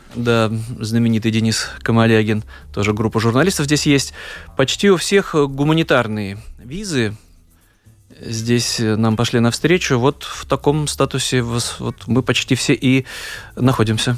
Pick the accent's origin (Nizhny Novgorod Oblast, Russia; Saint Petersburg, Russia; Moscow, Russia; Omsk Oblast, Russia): Saint Petersburg, Russia; moved away as an adult; now in Latvia; для нас, для петербуржцев